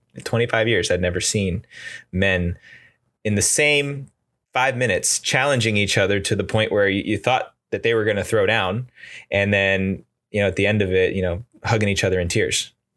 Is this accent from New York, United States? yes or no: yes; outside of New York City, United States; moved away as an adult; now in California, United States; I grew up in the East Coast outside of New York City